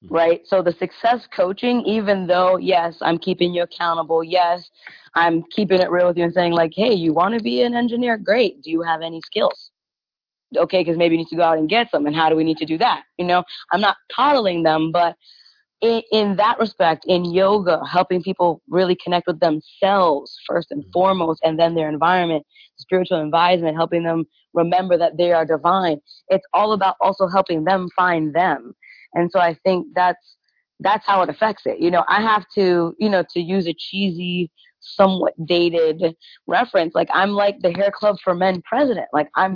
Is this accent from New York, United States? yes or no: yes; New York City, New York, United States; moved away as an adult; also born or lived in Concord, Massachusetts; now in Atlanta, United States; I grew up in Spanish Harlem. I grew up in Brownsville, Brooklyn